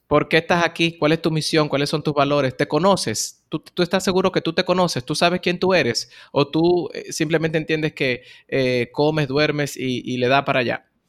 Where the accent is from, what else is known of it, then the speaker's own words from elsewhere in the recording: Bonao, Monseñor Nouel, Dominican Republic; now in Santo Domingo, Dominican Republic; Yo soy oriundo de Bonao, una ciudad en el centro de la República Dominicana